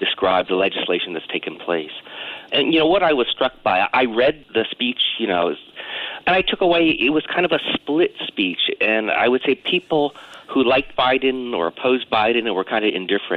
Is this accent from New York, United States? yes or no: no; Virginia, United States; my home state of Virginia